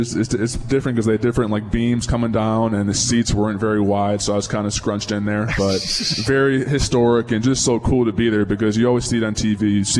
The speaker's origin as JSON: {"language": "English", "region": "Illinois", "country": "United States", "tie": "born or raised there", "said": "Growing up in Illinois"}